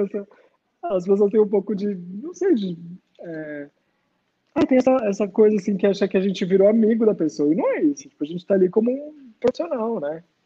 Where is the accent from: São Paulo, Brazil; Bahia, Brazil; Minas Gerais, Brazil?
São Paulo, Brazil; Praia Grande; moved away as an adult; also born or lived in Santos; now in São Paulo, Brazil; Eu nasci em Santos, mas morei praticamente minha vida toda em Praia Grande e moro em São Paulo agora tem 10 anos